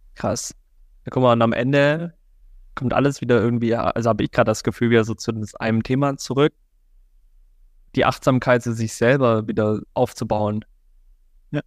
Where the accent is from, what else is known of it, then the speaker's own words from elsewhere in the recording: Germany; now in Cologne, Germany; Ich bin auf dem Dorf aufgewachsen, am Bodensee